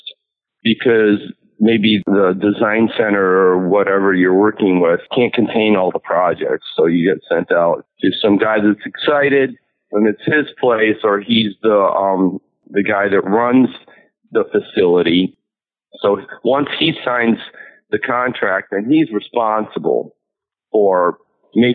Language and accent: English; New York City, New York, United States; also born or lived in Manhattan; I used to live in New York City when I was growing up. I grew up in Queens